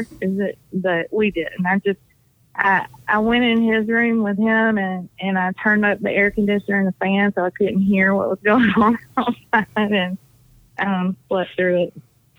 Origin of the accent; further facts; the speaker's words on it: Decatur, Georgia, United States; also born or lived in Stockbridge, Georgia / Conyers, Georgia; now in near Savannah, United States; I'm from up there. I was born in Decatur.